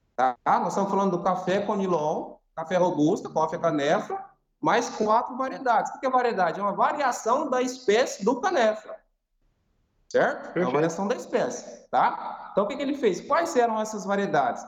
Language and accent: Portuguese; Cacoal, Rondônia, Brazil; also born or lived in Umuarama, Paraná; Eu sou praticamente rondoniense, né? Eu me sinto rondoniense por quê? É, eu nasci no, no, estado do Paraná, né, na cidade de Umuarama, só que eu vim para Rondônia muito jovem, né? Praticamente um recém-nascido com seis meses de idade